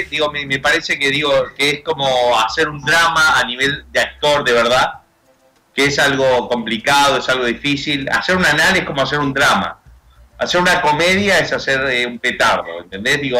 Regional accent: United States; born there; Yo este, eh, nací en Estados Unidos, entonces acá por elección este, mis padres decidieron circuncidarme

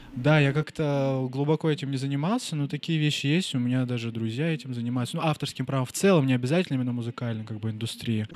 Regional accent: Nizhnevartovsk, Khanty-Mansi Autonomous Okrug, Russia; moved away as an adult; я вернулся к себе в родной город, Нижневартовск, Сибирь

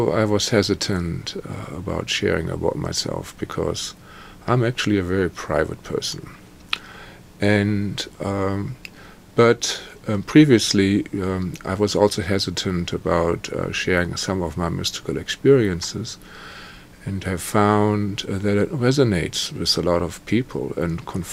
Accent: Germany; I was born in Germany, post-war Germany, into trauma and psychic attack.

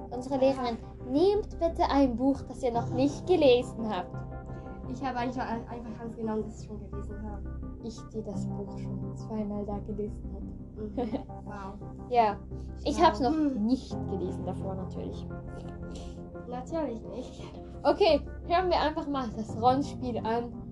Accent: Thurgau, Switzerland; wir kommen, wie man gerade glaub, gehört hat, wir kommen aus Schweiz, aus Thurgau

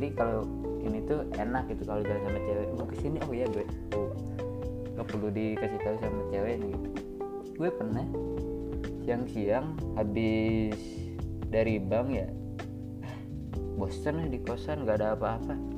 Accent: Java, Indonesia; moved away as an adult; also born or lived in Pangandaran; now in Bengkulu, Indonesia; Setelah gue 3 bulan berada jauh dari rumah gue Itu di daerah Pulau Jawa lah sekarang gue di sini di Bengkulu

